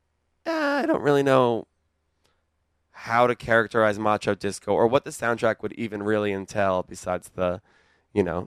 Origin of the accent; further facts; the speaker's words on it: Long Island, New York, United States; I'm coming in from Long Island on the Long Island Railroad